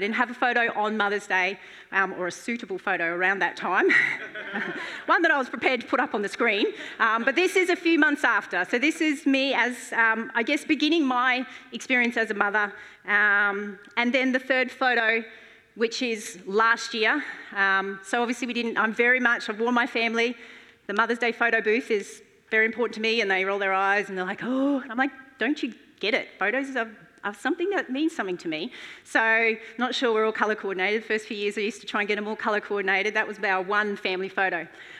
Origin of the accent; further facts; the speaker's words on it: Mackay, Queensland, Australia; moved away as an adult; I grew up in Mackay on a cane farm, and I moved when I was 19 to study for a year.